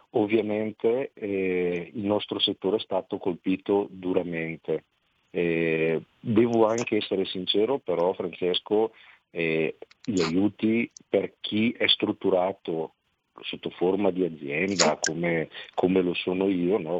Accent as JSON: {"language": "Italian", "town": "Pontoglio", "region": "Lombardy", "country": "Italy", "said": "al mio paese"}